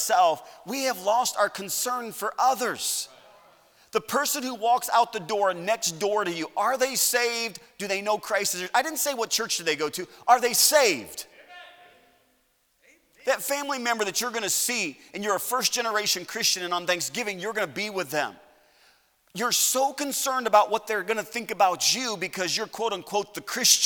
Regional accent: United States; I'm an American citizen

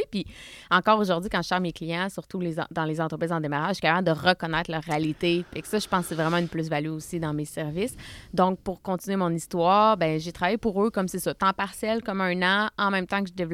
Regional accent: Saint-Georges, Quebec, Canada; je viens de la Beauce, Saint-Georges-de-Beauce.

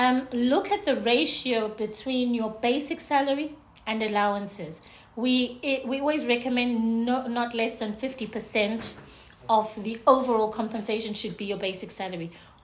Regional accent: Zimbabwe; also born or lived in United Kingdom / South Africa; now in UAE; So I'm from Zimbabwe, born in the UK.

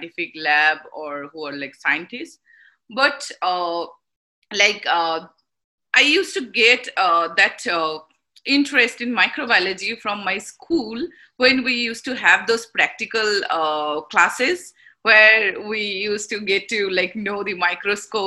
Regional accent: India; moved away as an adult; also born or lived in Kolkata, India; now in St. Louis, United States; I was like born and brought up in India

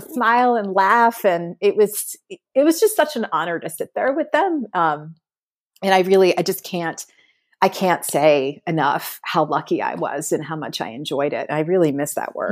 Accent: Connecticut, United States; also born or lived in Jamaica Plain, Boston, Massachusetts; now in Boston, United States; I was born in Connecticut

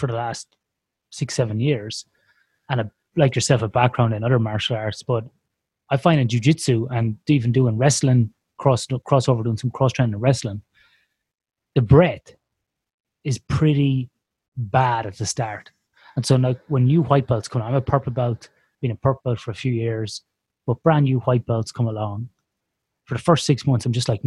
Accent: Ireland; growing up in Ireland

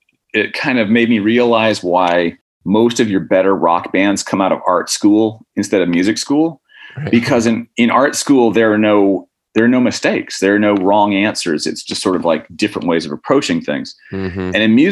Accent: Indiana, United States; born there; also born or lived in Oklahoma / Alabama; I was born in Indiana. My dad was an instructor who's chairman of the music department at Indiana Purdue in Fort Wayne, and then moved to Oklahoma. Moved to Alabama from there.

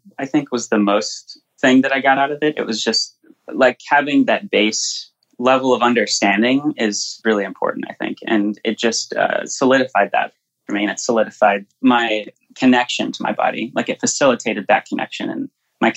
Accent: Pensacola, Florida, United States; moved away; also born or lived in New York / New Orleans; I'm from Pensacola, Florida

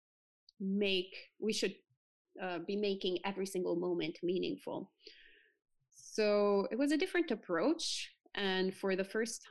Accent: Italy; now in New Jersey, United States; I was born and bred in Italy, so the land of Catholicism

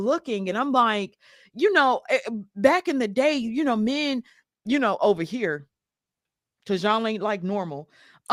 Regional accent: Mississippi, United States; now in Atlanta, United States; and I'm from Mississippi

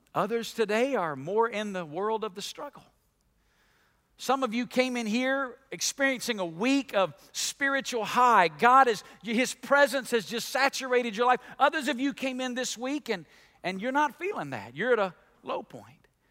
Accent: Alabama, United States; I grew up in Alabama

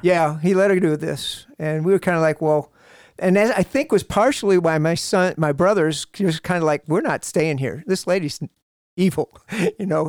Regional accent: Toledo, Ohio, United States; I was born in Toledo, Ohio

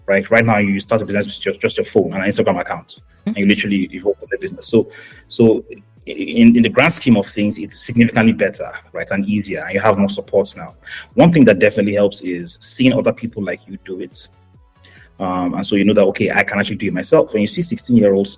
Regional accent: Jos, Plateau, Nigeria; moved away as an adult; also born or lived in Hertfordshire, United Kingdom; I was born and raised in Jos in Plateau State.

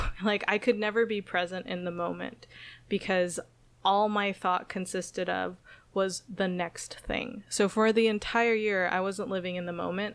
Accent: Okinawa, Japan; moved away; also born or lived in San Jose, California; moving to Okinawa, Japan, which is my hometown

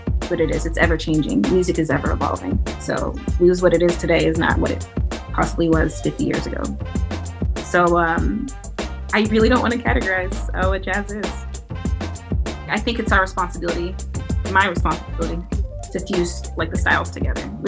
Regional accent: Huntsville, Alabama, United States; growing up in Huntsville was definitely a treat and a big part of who I am today

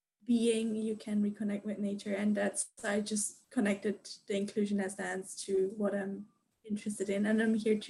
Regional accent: Luxembourg; now in Netherlands; from Luxembourg, currently in the Netherlands

